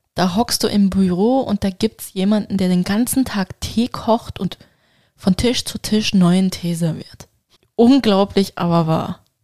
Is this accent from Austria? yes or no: no; Turkey; für mich als Türkin